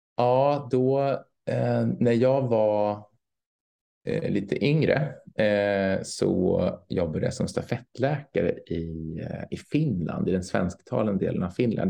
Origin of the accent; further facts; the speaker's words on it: Sweden; som svensk